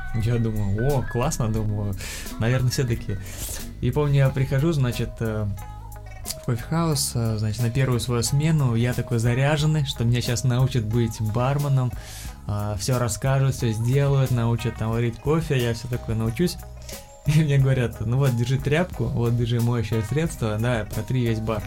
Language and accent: Russian; Kazan, Tatarstan, Russia; moved away as an adult; also born or lived in Yekaterinburg; я сам из Казани